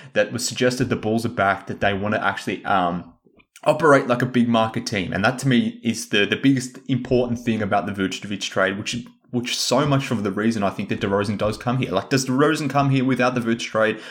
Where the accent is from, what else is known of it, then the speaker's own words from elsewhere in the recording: Australia; I'm Australian